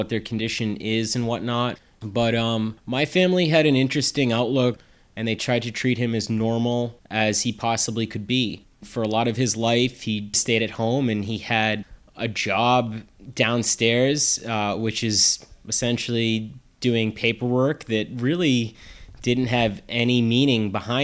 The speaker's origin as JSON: {"language": "English", "town": "Plainville", "region": "Massachusetts", "country": "United States", "tie": "born or raised there", "said": "I grew up in Massachusetts in a town called Plainville"}